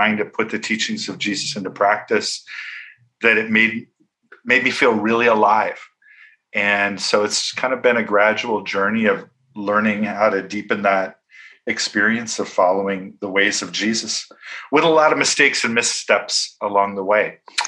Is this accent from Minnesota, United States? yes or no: yes; Minneapolis, Minnesota, United States; I grew up in Minneapolis. I'm from a very devout evangelical Christian background in the Midwest.